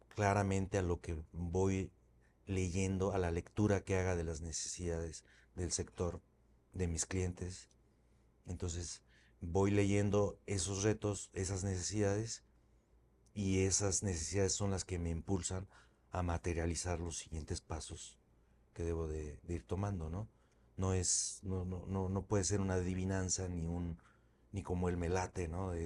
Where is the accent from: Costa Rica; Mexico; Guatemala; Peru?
Mexico; moved away as an adult; also born or lived in Spain; el regresarme a México fue pues algo más sencillo de alguna manera porque ya lo había hecho y además con unas bases mucho más sólidas ahora en mi país